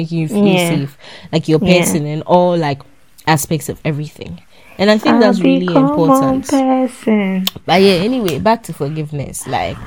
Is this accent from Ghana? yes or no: yes; Ghana; also born or lived in Ashanti Region; I'm Ashanti and Ewe